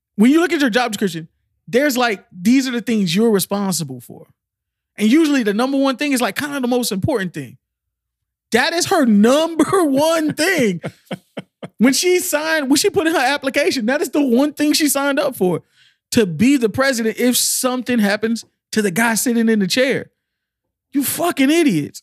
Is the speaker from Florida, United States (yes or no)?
yes; Miami, Florida, United States; I'm from Miami